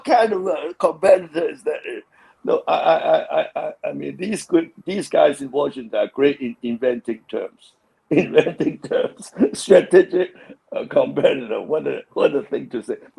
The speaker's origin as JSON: {"language": "English", "country": "Hong Kong", "said": "I'm from Hong Kong"}